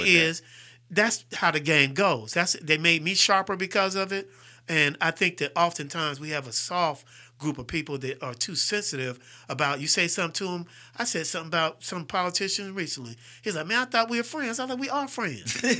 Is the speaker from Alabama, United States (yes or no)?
yes; Fairfield, Alabama, United States; also born or lived in Farrell, Pennsylvania / Sharon, Pennsylvania / Houston, Texas; I'm a Fairfield dude